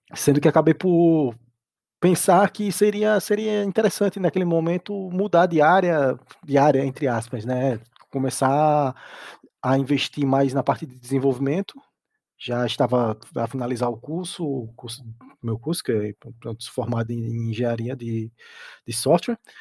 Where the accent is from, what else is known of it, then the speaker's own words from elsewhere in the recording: Brazil; moved away as an adult; now in Portugal; em alguns órgãos públicos da minha cidade, lá, lá, no, lá no Brasil